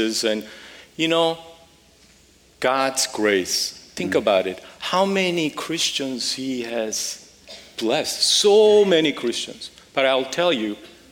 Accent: Seoul, South Korea; moved away as an adult; also born or lived in Las Vegas, United States / Los Angeles, United States; now in United States; I grew up in Seoul, a wonderful family, and moved to the U.S. when I was about 18

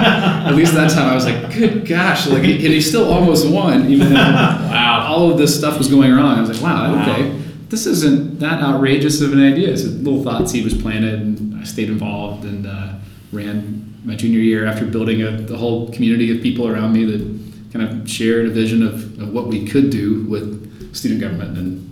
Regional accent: Fayetteville, North Carolina, United States; Fayetteville, North Carolina.

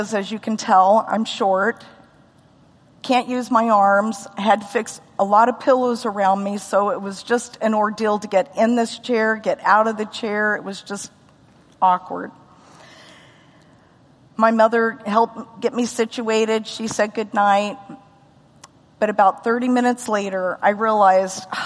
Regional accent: United States; also born or lived in Los Alamos, New Mexico / Missouri / Oklahoma; I grew up in Missouri and Oklahoma

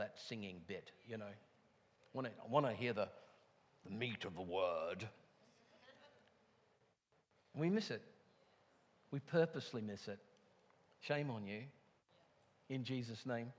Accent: England, United Kingdom; moved away; I come from England

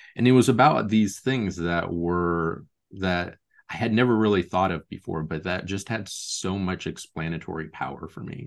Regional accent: Lincoln and Omaha, Nebraska, United States; now in Portland, United States; I grew up in Lincoln and Omaha, Nebraska, but I've lived in Portland, Oregon for the last seventeen years now.

